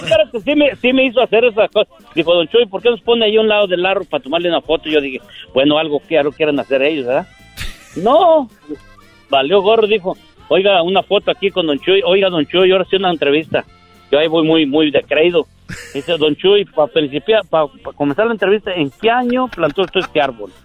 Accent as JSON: {"language": "Spanish", "region": "Michoacán", "country": "Mexico", "tie": "born or raised there", "also_born_or_lived": "Yahualica, Jalisco", "said": "ahí crecimos"}